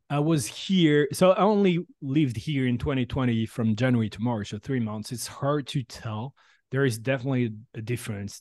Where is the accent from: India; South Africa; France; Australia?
France; English is a second language; moved away as an adult; also born or lived in San Francisco Bay Area, United States; now in San Francisco, United States; I'm from France originally, and I moved here a year ago